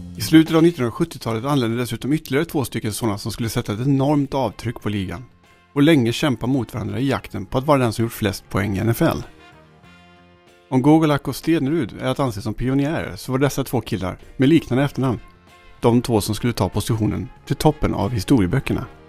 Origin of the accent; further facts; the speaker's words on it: Sweden; här- här hemma i Sverige